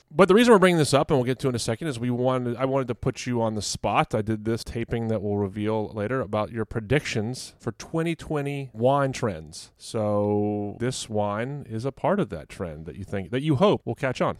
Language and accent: English; Fredericksburg, Virginia, United States; moved away; my hometown of Fredericksburg, V